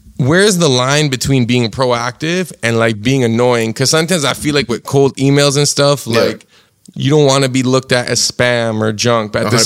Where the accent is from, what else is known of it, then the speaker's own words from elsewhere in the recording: Toronto, Ontario, Canada; me and my girl, we moved downtown, but we're both from Scarborough